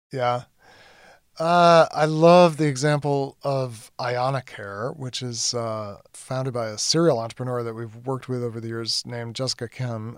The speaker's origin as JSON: {"language": "English", "country": "United States", "said": "as an American"}